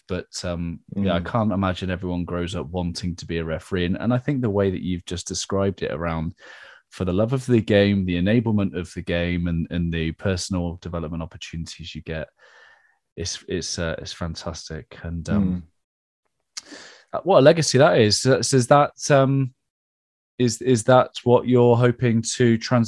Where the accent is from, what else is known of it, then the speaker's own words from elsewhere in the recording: Trowbridge, South West England, United Kingdom; From my hometown here, Trowbridge in Wiltshire in England